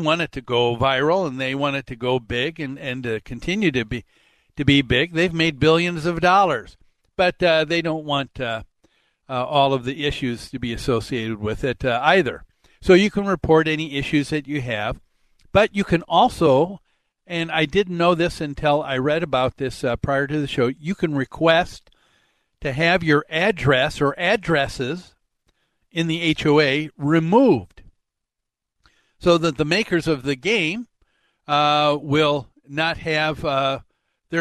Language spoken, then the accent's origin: English; Medicine Lake, Minnesota, United States; growing up on Medicine Lake